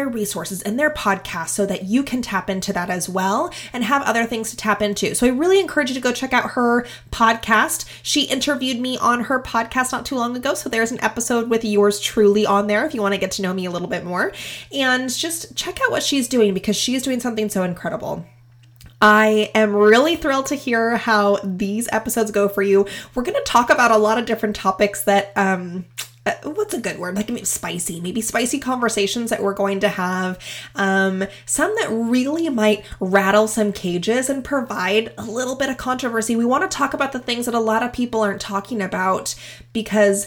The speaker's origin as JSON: {"language": "English", "region": "Pacific Northwest", "country": "United States", "tie": "born or raised there", "said": "I've been born and raised in the Pacific Northwest"}